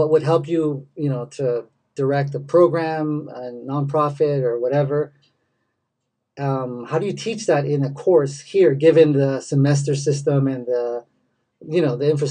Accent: Los Angeles, California, United States; also born or lived in SF Bay Area / Japan; now in Salinas, United States; I'm from Los Angeles originally

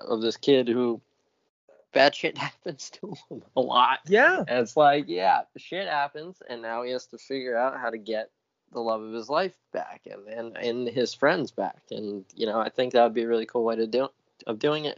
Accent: near New Haven, southern Connecticut, United States; It's southern Connecticut. It's near New Haven

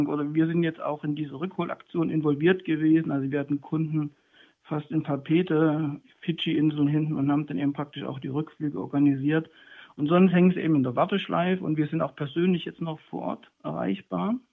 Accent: Leipzig, Saxony, Germany; Also ich bin hier groß geworden in dem Viertel Naunhofer Straße in der Schulklasse damals, EOS und dann Penne zuvor

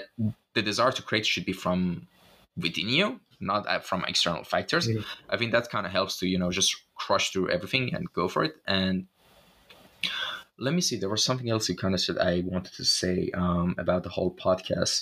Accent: Shiraz, Fars, Iran; moved away; back in my hometown, in the old districts of, like, you know, Zandia Street of Shiraz

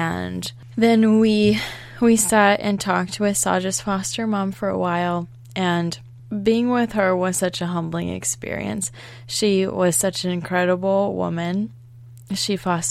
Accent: Baltimore, Maryland, United States; we're from Baltimore, Maryland

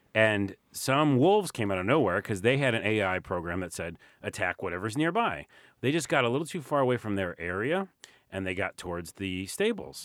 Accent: New York City, New York, United States; I'm from New York.

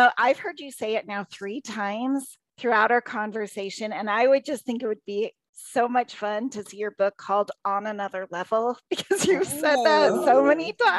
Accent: Texas, United States; we're from Texas

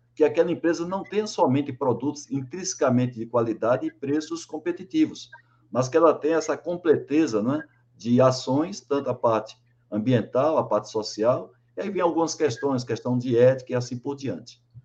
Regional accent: João Pessoa, Paraíba, Brazil; now in São Caetano do Sul, Brazil; lá de João Pessoa, minha terra, Paraíba

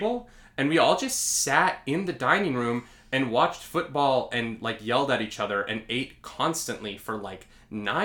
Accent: Calgary, Alberta, Canada; moved away as an adult; now in New York, United States; I grew up, where we grew up in Calgary, Alberta, Canada

